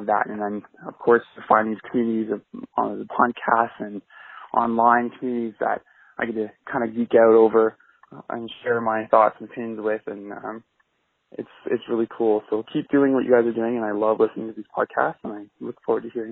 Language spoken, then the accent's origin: English; Canada; I'm a Canadian guy who's 28 years old